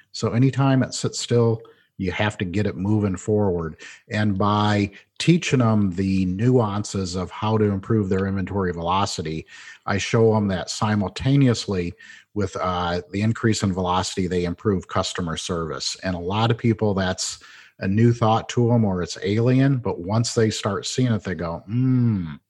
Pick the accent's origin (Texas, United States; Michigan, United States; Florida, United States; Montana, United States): Michigan, United States; Flint; I grew up in Flint, Michigan, watched the demise of the automotive industry